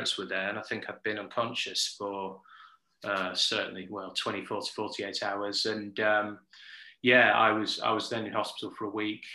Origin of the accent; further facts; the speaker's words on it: Yorkshire and the Humber, United Kingdom; now in London, United Kingdom; I'm from Yorkshire in Northern England. I currently live in London